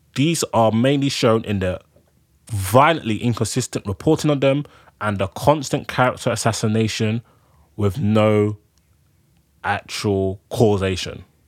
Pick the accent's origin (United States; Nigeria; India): Nigeria; now in United Kingdom; I'm a Nigerian man. I live in the UK.